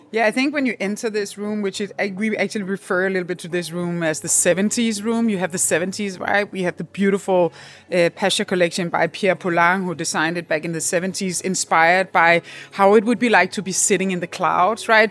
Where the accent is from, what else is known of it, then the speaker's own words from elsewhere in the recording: Copenhagen, Capital Region of Denmark, Denmark; We are quite fortunate when we come from the Nordic countries and from Denmark in particular, Copenhagen